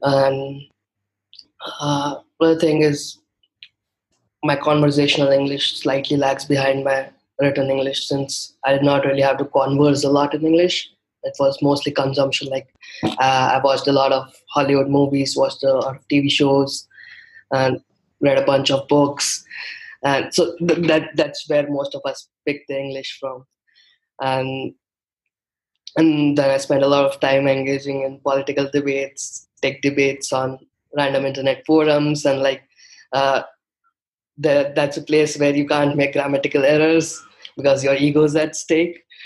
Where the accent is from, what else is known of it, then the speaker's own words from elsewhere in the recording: India; English is a second language; i come from a relatively smaller city in india